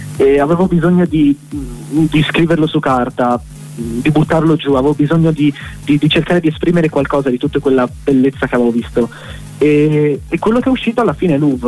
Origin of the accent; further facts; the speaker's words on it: Sauris, Friuli-Venezia Giulia, Italy; moved away as an adult; now in Milan, Italy; il mio cuore è ancora a Sauris. Sono lì naturalmente casa, ho vissuto lì fino, fino, a qualche mese fa